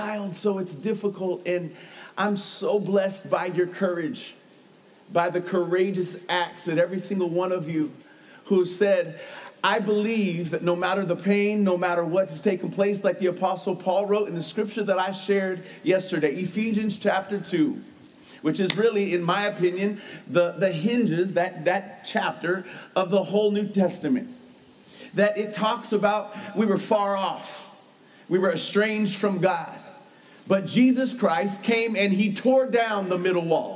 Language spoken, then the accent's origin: English; United States; I'm an American.